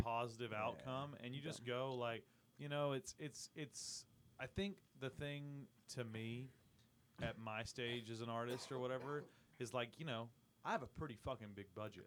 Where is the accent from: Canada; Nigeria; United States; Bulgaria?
United States; Austin, Texas; we're from Austin